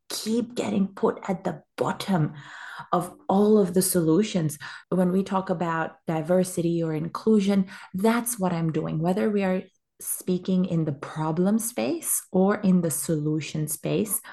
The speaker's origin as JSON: {"language": "English", "country": "Pakistan", "moved": "as an adult", "lives_now": "Australia", "said": "I am a Pakistani woman and I came to Australia almost ten years ago now for university."}